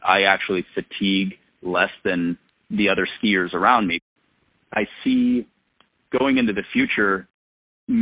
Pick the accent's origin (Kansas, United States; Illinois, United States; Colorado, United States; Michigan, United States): Colorado, United States; Front Range of; now in Vermont, United States; growing up on the Front Range of Colorado